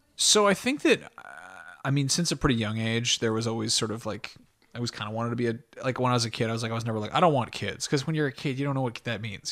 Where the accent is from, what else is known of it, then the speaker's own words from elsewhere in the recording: Connecticut, United States; I grew up in Connecticut, and, like, my family's from there